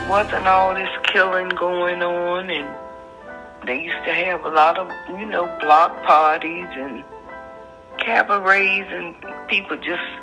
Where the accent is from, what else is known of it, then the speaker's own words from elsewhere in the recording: Jacksonville, Florida, United States; moved away as an adult; now in Baltimore, United States; up in Jacksonville, Florida. 20 years old when I came.